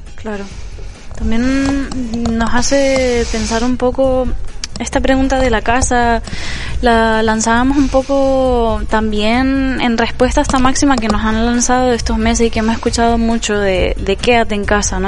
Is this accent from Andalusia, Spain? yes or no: no; Canary Islands, Spain; moved away; yo al ser canario